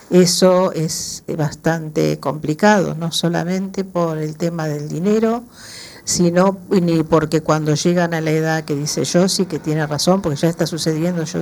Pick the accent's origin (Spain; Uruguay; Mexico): Uruguay; Soy uruguaya, pero yo soy una inmigrante, eh, yo siempre digo, afortunada.